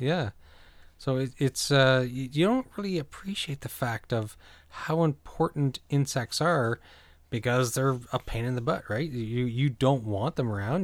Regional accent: New Brunswick, Canada; now in Ontario, Canada; growing up in New Brunswick, and I'm currently in Ontario

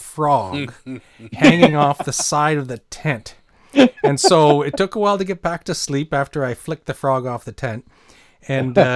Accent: New Brunswick, Canada; I grew up in New Brunswick

